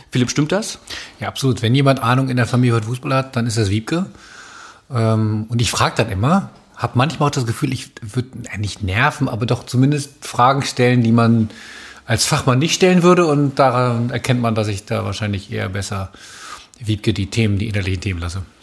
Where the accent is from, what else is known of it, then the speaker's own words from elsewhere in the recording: Hanover, Lower Saxony, Germany; Ich bin ja in der Hannover groß geworden, zur Schule gegangen, da hat man natürlich über, über 96 geredet